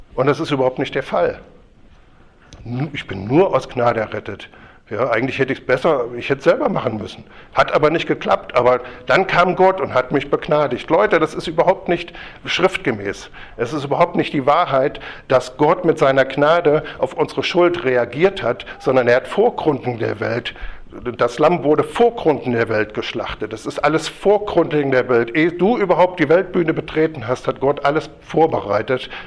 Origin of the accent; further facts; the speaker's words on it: Kassel, Hesse, Germany; ich komme ja aus Kassel